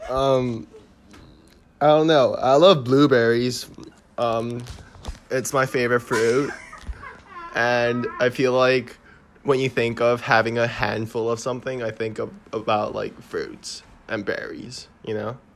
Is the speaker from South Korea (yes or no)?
yes; Seoul, South Korea; from Seoul, South Korea.